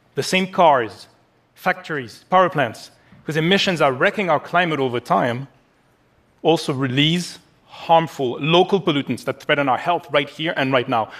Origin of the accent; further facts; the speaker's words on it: Paris, Île-de-France, France; my hometown of Paris